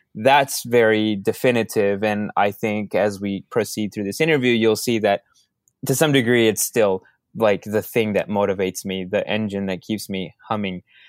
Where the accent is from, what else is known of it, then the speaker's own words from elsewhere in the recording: Minneapolis, Minnesota, United States; also born or lived in Dallas, Texas / Mexico; I grew up in Minneapolis, so I don't have the heavy Minnesota, uh, a, personality that some of my friends have